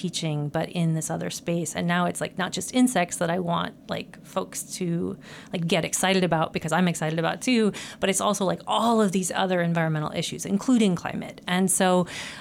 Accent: Franklin, Nebraska, United States; moved away as an adult; I'm from Nebraska originally, from a farm as well. I know Jenny's from North Dakota. I'm from South Central Nebraska

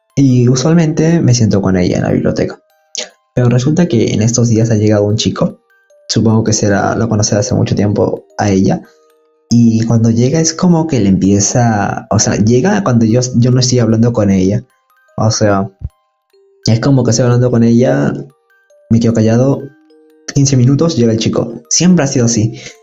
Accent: Peru; de Perú

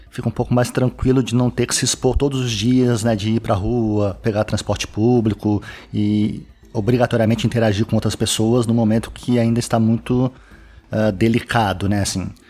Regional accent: Minas Gerais, Brazil; Então a gente é de Minas Gerais, né?

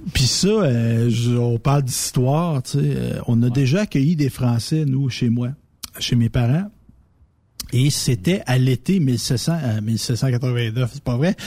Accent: Quebec, Canada; nous autres, les Québécois francophones

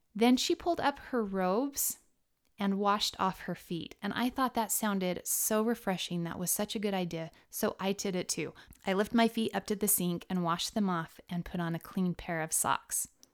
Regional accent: Castle Dale, Utah, United States; growing up in Castledale

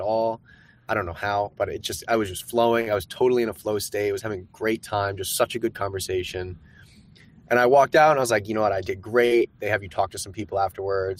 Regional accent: Maine, United States; moved away; also born or lived in New Orleans, Louisiana / San Francisco; I grew up in Maine

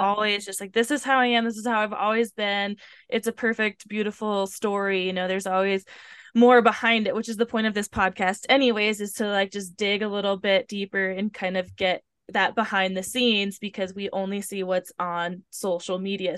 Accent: Tacoma, Washington, United States; that's where I'm from

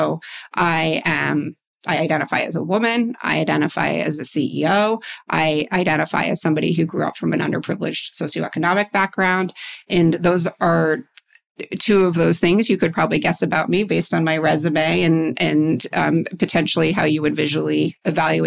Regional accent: New York, United States; I grew up in New York and I work in finance

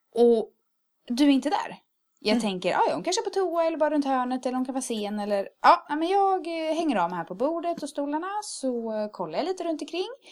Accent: Örebro, Örebro County, Sweden; moved away as an adult; now in Karlstad, Sweden; kommer fira det hemma i Örebro

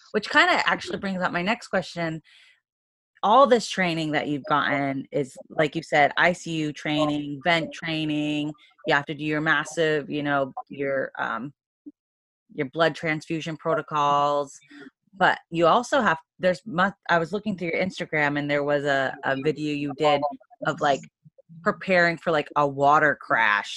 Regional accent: Maine, United States; in Maine, I'm from Maine

